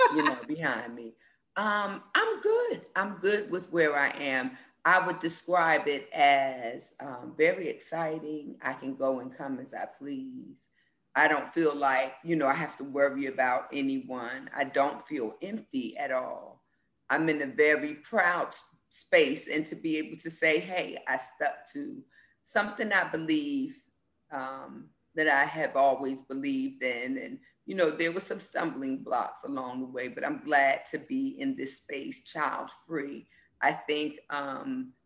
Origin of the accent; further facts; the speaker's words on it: Orange, New Jersey, United States; also born or lived in Raleigh, North Carolina; I was born in East Orange, New Jersey, and raised in Orange, New Jersey